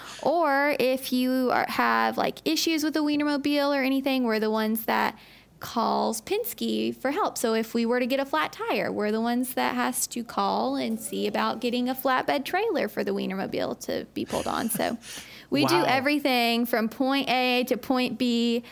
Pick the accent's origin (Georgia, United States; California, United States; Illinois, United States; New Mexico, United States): Georgia, United States; making sure I was still … from Georgia